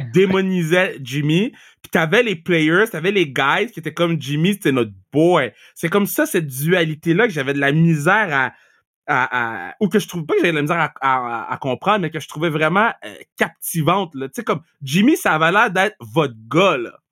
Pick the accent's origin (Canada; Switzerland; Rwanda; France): Canada; Montreal, Quebec; on est de Montréal